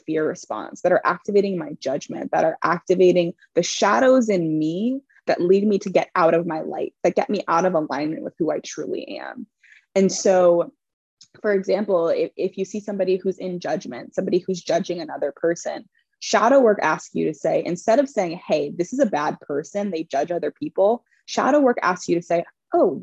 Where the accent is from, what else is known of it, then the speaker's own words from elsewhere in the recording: Connecticut, United States; I grew up in Connecticut in a very privileged WASPy neighborhood and area.